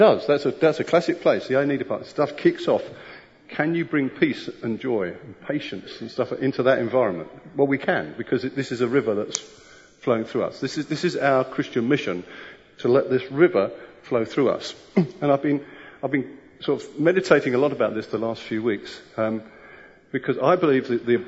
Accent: Kent, South East England, United Kingdom; I was brought up in Kent, not far from Thames

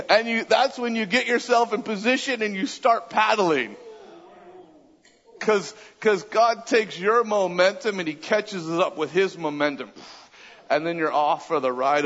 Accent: Southern California, United States; moved away as an adult; also born or lived in Redding, California; now in Austin, United States; I grew up in Southern California.

